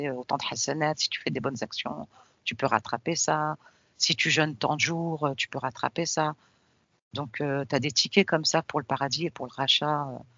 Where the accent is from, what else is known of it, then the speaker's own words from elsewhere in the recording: Tunisia; mais, mais, moi je suis de Tunisie, mais pourquoi mon père il me parle de la Palestine